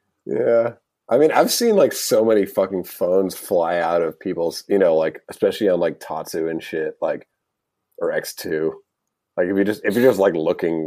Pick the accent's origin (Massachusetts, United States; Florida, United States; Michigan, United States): Massachusetts, United States; Boston; I'm from Boston